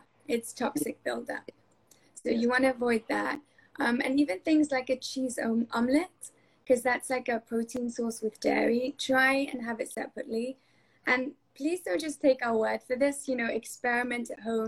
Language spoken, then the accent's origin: English; England, United Kingdom; moved away; I grew up in England and during my time at university over there